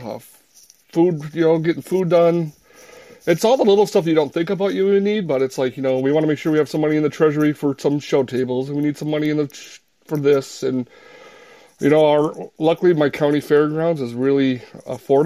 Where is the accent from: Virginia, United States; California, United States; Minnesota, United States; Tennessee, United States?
Minnesota, United States; I'm from Minnesota